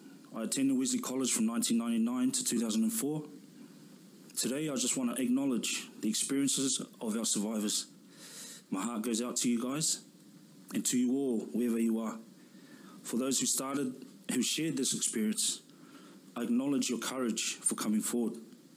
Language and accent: English; New Zealand; I'm Tongan. I was raised in New Zealand. My father comes from Niwa, a small outer island in Tonga, and my mother comes from Limatoa Vava'u. I live here in Auckland with my wife and 4 kids.